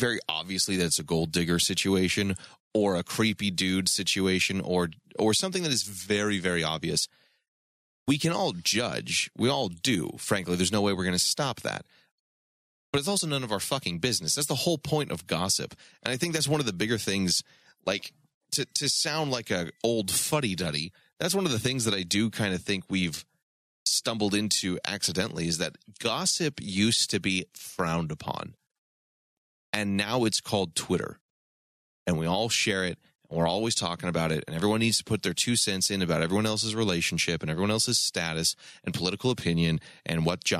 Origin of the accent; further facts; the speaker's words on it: Florida, United States; I hail from Florida.